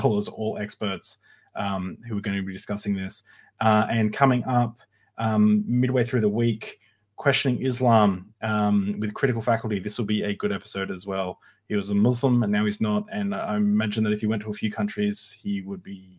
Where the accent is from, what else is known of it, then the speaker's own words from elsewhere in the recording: Australia; as an Australian